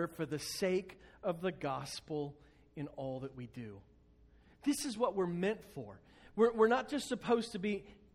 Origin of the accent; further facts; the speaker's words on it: United States; we, as American Christians